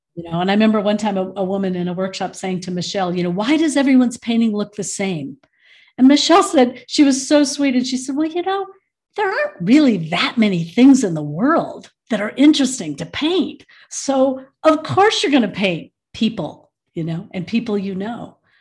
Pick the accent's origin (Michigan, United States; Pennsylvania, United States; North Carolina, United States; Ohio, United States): Michigan, United States; now in Boulder, United States; I was born in Michigan